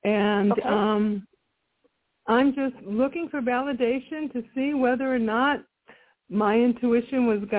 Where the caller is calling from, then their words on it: Texas, United States; I'm calling from the state of Texas.